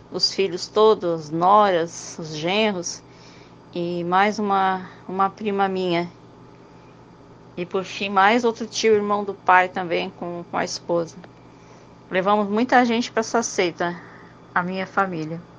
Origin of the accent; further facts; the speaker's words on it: Santa Catarina, Brazil; A gente é de Santa Catarina.